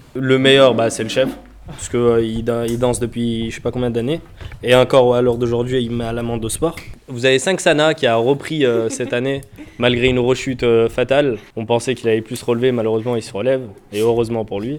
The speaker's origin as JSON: {"language": "French", "town": "Givors", "region": "Auvergne-Rhône-Alpes", "country": "France", "said": "je suis d'origine de Givor."}